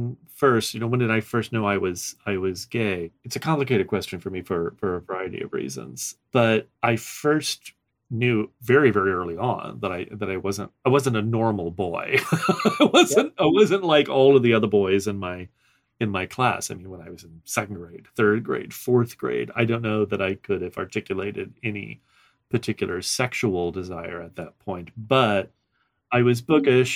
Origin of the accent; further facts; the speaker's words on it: New Orleans, Louisiana, United States; moved away as an adult; I grew up in South Louisiana. I actually was born in New Orleans and spent most of my youth up until I was 25 in Louisiana, in the Deep South